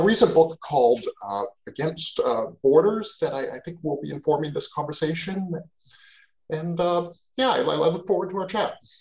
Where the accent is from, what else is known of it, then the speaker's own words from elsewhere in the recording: Canada; also born or lived in Mexico; now in Portland, United States; I'm Canadian. I grew up in Canada